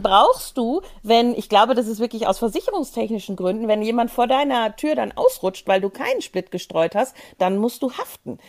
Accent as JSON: {"language": "German", "region": "Tyrol", "country": "Austria", "said": "als Tiroler"}